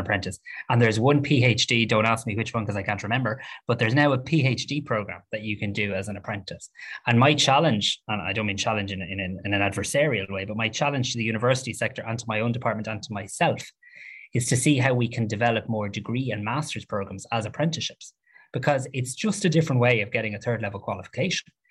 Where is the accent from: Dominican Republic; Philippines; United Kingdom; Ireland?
Ireland